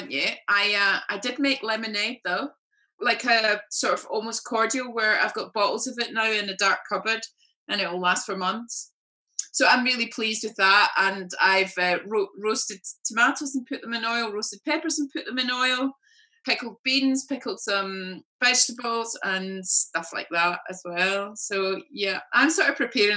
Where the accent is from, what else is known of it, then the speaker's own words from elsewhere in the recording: Glasgow, Scotland, United Kingdom; now in London, United Kingdom; I'm from Glasgow and my family are in Glasgow